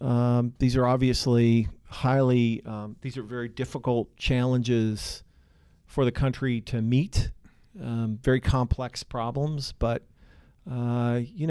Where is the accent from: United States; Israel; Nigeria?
United States; Seattle, Washington; I grew up in Seattle